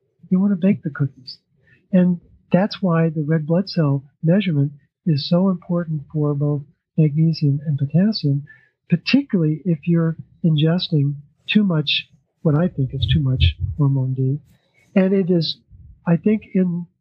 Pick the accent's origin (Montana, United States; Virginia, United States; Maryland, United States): Maryland, United States; Baltimore; I'm from Baltimore, and my son calls me …